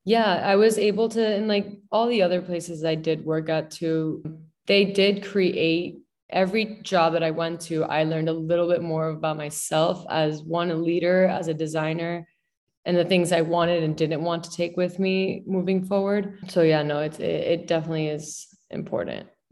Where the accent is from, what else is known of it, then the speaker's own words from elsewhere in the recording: Miami, Florida, United States; also born or lived in Mexico City, Mexico; now in New York City, United States; I grew up in Miami.